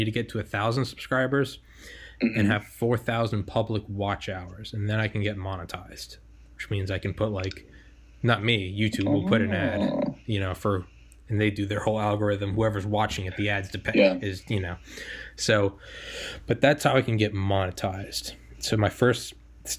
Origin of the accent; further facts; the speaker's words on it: New England, United States; moved away; I'm from New England